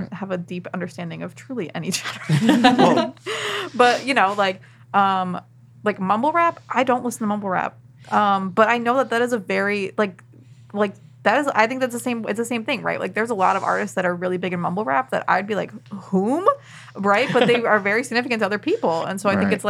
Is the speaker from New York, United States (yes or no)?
yes; Buffalo, New York, United States; I'm from Buffalo, New York.